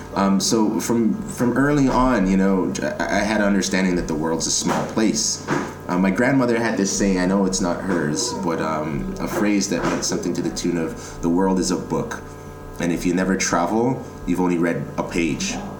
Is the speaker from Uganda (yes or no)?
no; Toronto, Ontario, Canada; I'm born and raised in Toronto